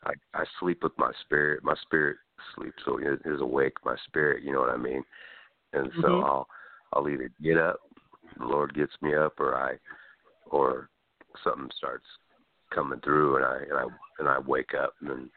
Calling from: California, United States; I'm calling from California, yeah.

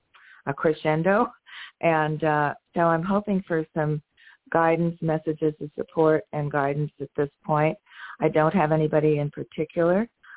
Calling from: San Diego, California, United States; I'm calling from San Diego, California.

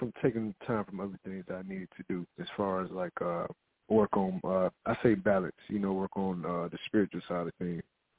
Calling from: Arizona, United States; I'm calling from Arizona.

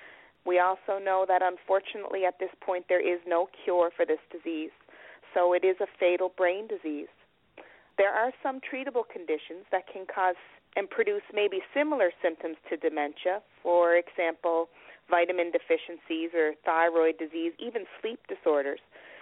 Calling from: Nova Scotia, Canada; I'm calling from Nova Scotia, from Canada

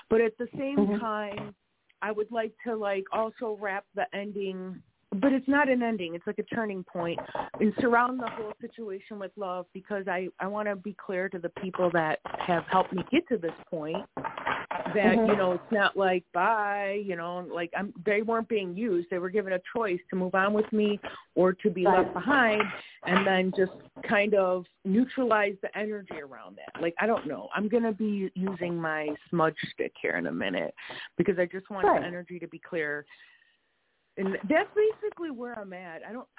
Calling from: Wisconsin, United States; We are in Wisconsin.

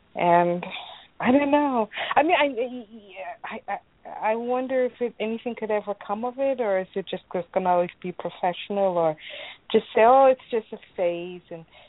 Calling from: Illinois, United States

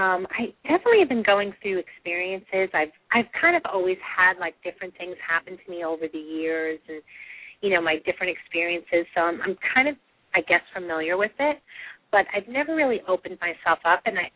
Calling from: New York, United States; I'm calling from New York.

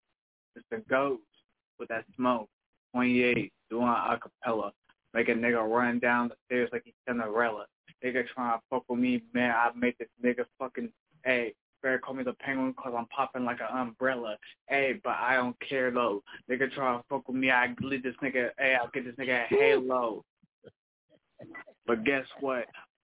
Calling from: Bellefontaine, Ohio, United States; I'm calling from Belafonte, Ohio.

